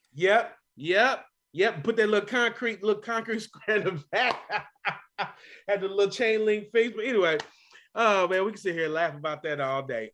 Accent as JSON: {"language": "English", "town": "Louisville", "region": "Kentucky", "country": "United States", "tie": "born or raised there", "moved": "yes", "said": "that wonderful city that I grew up in, that I love going back to visit on a regular basis, Louisville, Kentucky"}